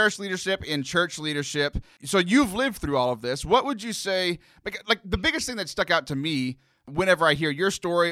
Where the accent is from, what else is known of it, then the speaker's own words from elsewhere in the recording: South Texas, United States; I grew up in South Texas